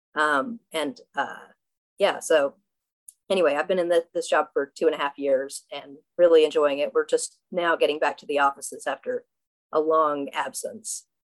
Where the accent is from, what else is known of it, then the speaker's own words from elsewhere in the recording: Southwest Virginia, United States; now in Brooklyn, United States; I'm from Southwest Virginia